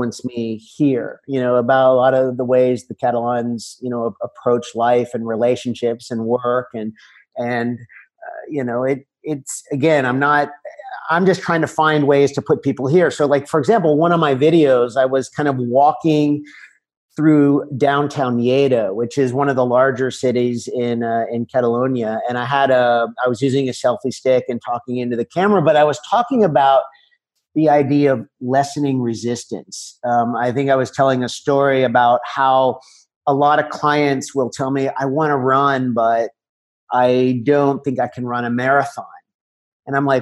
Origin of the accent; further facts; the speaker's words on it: United States; moved away as an adult; now in La Seu d'Urgell, Spain; as an American visitor in the Olympic Village